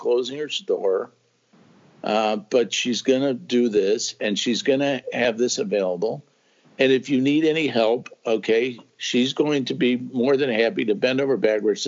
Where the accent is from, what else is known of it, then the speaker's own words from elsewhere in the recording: Chicago, Illinois, United States; moved away as an adult; now in Springfield, United States; I grew up in Chicago, and I worked for a Fortune 500 company